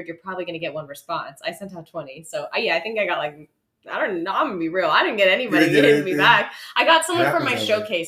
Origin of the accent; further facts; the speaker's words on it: Los Angeles, California, United States; LA born and raised like me